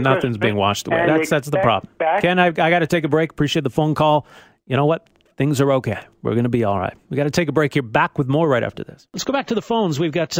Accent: Canada; by me not being religious, I'm less of a Canadian than you?

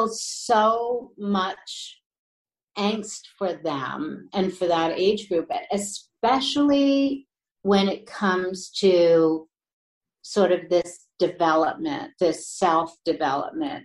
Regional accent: New York, United States; I was born and raised in New York, so I'm very sentimental about it

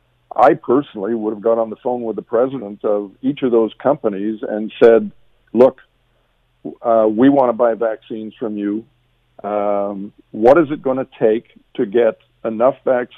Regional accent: Canada; as a Canadian

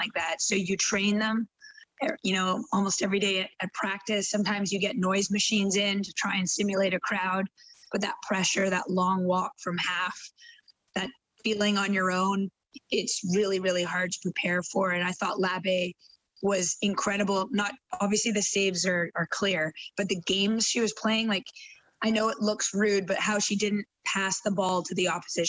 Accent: Canada; moved away as an adult; now in England, United Kingdom; I live in England now, I work in England. I'm Canadian through and through, but I work abroad.

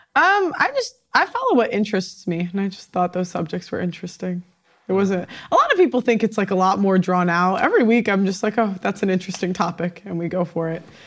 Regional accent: Chicago, Illinois, United States; now in London, United Kingdom; I'm from Chicago. I live in London.

